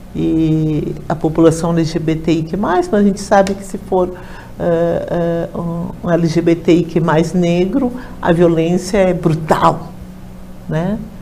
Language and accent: Portuguese; Rio Grande do Sul, Brazil; Lá no meu estado, no Rio Grande do Sul